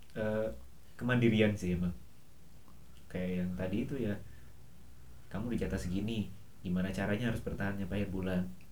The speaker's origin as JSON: {"language": "Indonesian", "region": "West Java", "country": "Indonesia", "also_born_or_lived": "Surabaya", "moved": "as an adult", "said": "saya sebagai orang Sunda"}